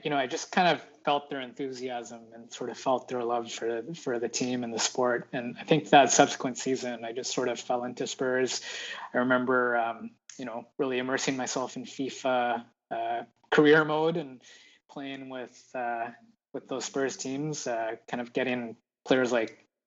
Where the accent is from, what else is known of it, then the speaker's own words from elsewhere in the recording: Edmonton, Alberta, Canada; now in Victoria, Canada; I was born and raised in Edmonton